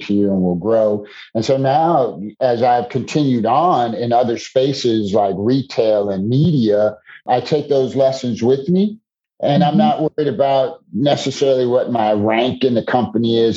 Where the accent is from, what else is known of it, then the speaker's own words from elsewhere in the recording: Chicago, Illinois, United States; So I'm originally from Chicago. Born and raised in the Chicagoland area, spent most of my days in Chicago